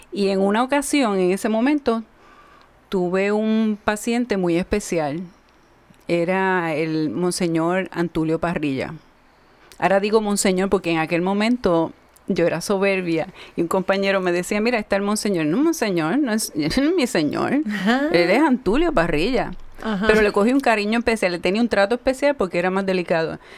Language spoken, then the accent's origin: Spanish; Ciales, Puerto Rico; soy eh, de tres hermanos, soy la menor, dos hermanos mayores, soy de Ciales, del campo también, que vivimos en el pueblo.